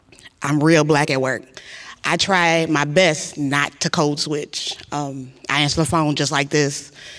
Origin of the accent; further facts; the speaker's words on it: Ardmore, Oklahoma, United States; moved away as an adult; now in Baton Rouge, United States; I'm from Ardmore, Oklahoma. I am a graduate of Prairie View A&M University, the psychology department.